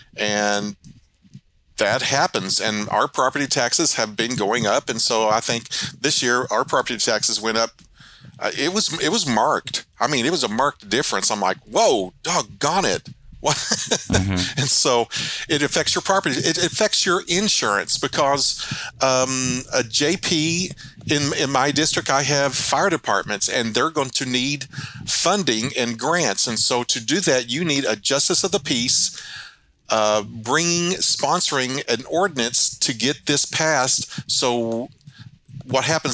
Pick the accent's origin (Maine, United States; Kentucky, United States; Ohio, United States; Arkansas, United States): Arkansas, United States; Mountain Home; also born or lived in Gainesville, Missouri / Little Rock Air Force Base, Arkansas; I was born in Mountain Home. Uh, I was raised in the area.